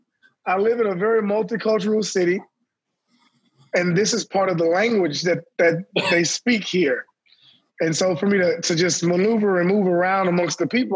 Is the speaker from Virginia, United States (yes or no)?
no; Texas, United States; I'm from Texas.